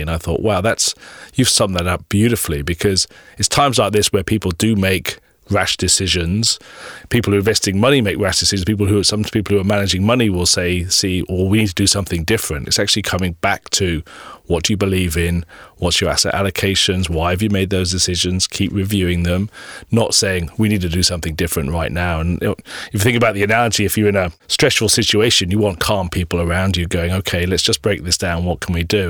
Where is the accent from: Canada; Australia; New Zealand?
New Zealand; proud to be living in New Zealand and, and being a New Zealander